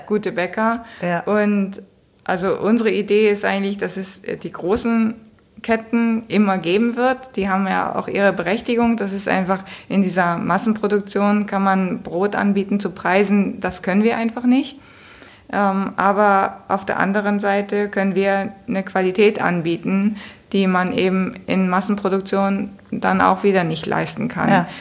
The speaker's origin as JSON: {"language": "German", "region": "Hamburg", "country": "Germany", "said": "für mich als Hamburgerin"}